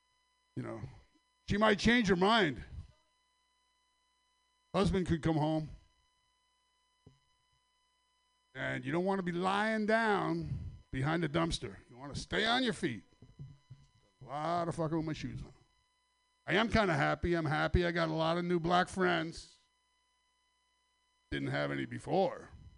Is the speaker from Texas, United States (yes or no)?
no; Sacramento, California, United States; from Sacramento. Thanks for letting us all Sacramento comics up here tonight.